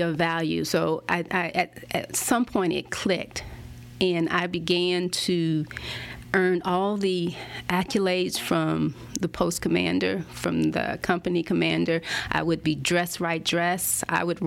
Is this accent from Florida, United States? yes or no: yes; Pensacola, Florida, United States; moved away; also born or lived in Washington, D.C. / Maryland / Germany / South Korea; the projects that I grew up in Pensacola